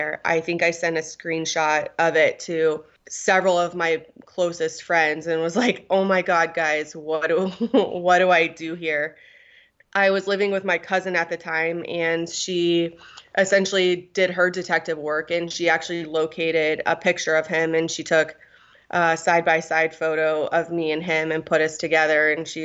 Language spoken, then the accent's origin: English; Guam; I was born in Guam